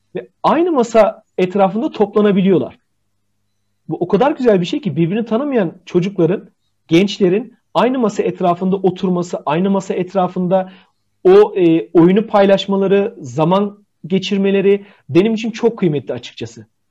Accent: Bitlis, Bitlis Province, Turkey; Bitlis'te tike deriz

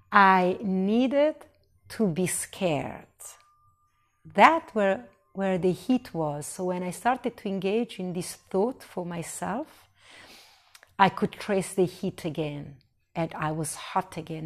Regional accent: Italy; moved away; I was born in Italy

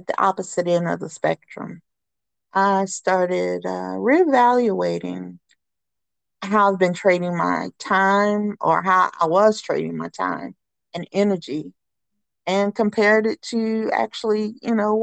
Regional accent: Charlotte, North Carolina, United States; I grew up downtown Charlotte in Wesley Heights. It's like, a mile from the Panther Stadium.

